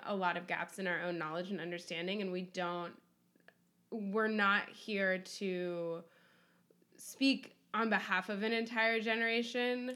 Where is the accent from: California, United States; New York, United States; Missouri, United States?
California, United States; Berkeley; I grew up mostly in Berkeley